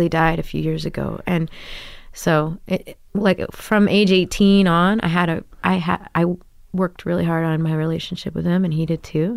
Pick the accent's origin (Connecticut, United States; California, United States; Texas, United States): Texas, United States; Grapevine; moved away as an adult; also born or lived in New York City; now in Brooklyn, United States; I grew up in Da, uh, outside of Dallas, Texas, in Grapevine, Texas.